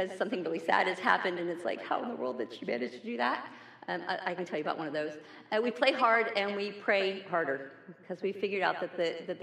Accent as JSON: {"language": "English", "region": "New York", "country": "United States", "moved": "yes", "said": "I'm also originally from New York"}